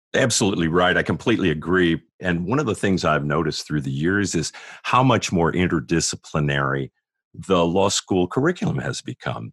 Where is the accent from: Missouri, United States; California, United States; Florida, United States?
California, United States; San Diego; moved away as an adult; also born or lived in Greenville, South Carolina / Los Angeles; now in Atlanta, United States; I grew up in San Diego